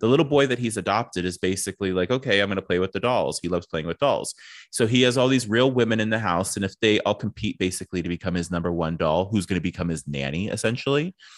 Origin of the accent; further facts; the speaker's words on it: East Coast, United States; I grew up, like, you know, w, East Coast